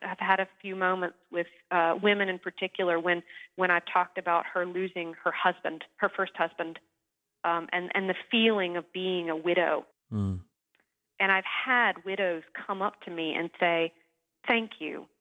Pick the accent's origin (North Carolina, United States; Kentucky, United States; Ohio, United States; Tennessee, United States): North Carolina, United States; moved away; I am from North Carolina originally, just three or four hours away from Williamsburg